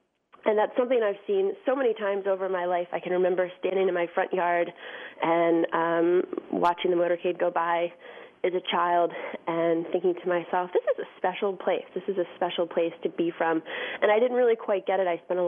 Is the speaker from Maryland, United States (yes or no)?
yes; Bethesda, Maryland, United States; also born or lived in Washington, D.C.; I was born in D.C., and I grew up in the Washington, D.C. suburbs.